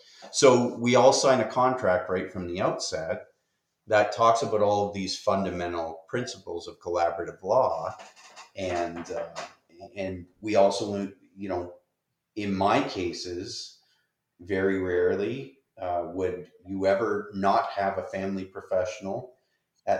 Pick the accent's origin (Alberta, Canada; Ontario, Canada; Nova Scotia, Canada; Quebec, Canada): Ontario, Canada; Windsor; I'm from Windsor